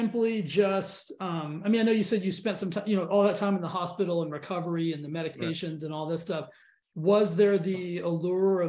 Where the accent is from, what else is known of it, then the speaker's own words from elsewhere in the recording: Texas, United States; I'm from Texas